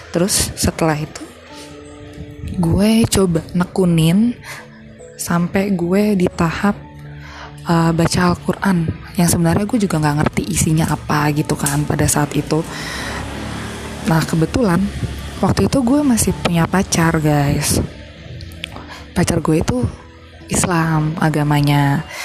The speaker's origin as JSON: {"language": "Indonesian", "region": "Jakarta", "country": "Indonesia", "tie": "born or raised there", "moved": "as an adult", "lives_now": "Bali, Indonesia", "said": "FYI gue tuh emang lahir besar di Jakarta tapi gara-gara gue kuliah di Bali gue dapat PTN di Bali jadi gue move ke Bali"}